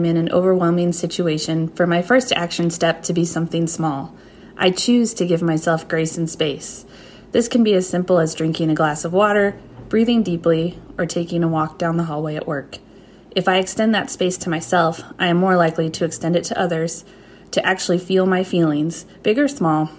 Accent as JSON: {"language": "English", "town": "St. Charles", "region": "Missouri", "country": "United States", "said": "from St. Charles, Missouri."}